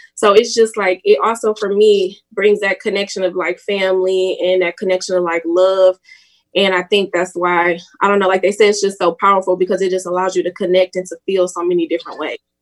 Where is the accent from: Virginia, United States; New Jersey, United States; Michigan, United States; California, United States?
Michigan, United States; Detroit; I'm from Detroit, Michigan